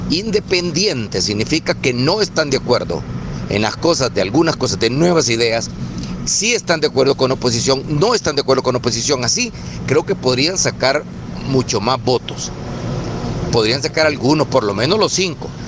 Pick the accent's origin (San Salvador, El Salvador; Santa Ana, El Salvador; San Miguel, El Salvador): San Miguel, El Salvador; Soy de San Miguel